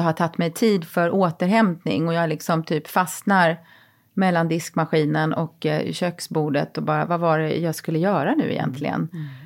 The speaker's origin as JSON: {"language": "Swedish", "town": "Växjö", "region": "Kronoberg County", "country": "Sweden", "tie": "born or raised there", "moved": "yes", "said": "min hemstad Växjö"}